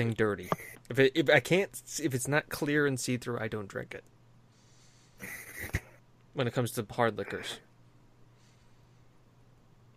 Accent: United States; As an American

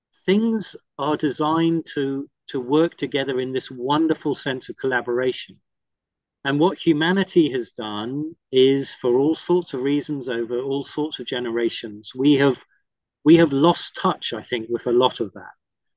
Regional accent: Cook Islands; moved away; And I had the great blessing and privilege of growing up in the Cook Islands in the South Pacific because my parents were missionaries.

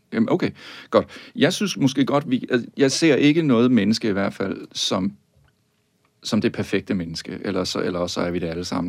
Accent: Tønder, Southern Denmark, Denmark; jeg er jo vokset op i Sønderjylland

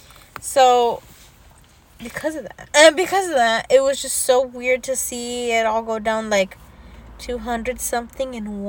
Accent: California, United States; because we're from California

